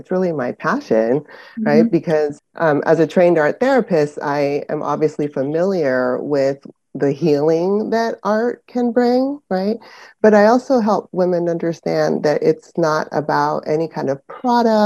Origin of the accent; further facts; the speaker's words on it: San Francisco Bay Area, California, United States; also born or lived in Panama; now in Northern California, United States; I was born in Panama, actually, and immigrated to the United States in the San Francisco Bay Area, specifically, when I was seven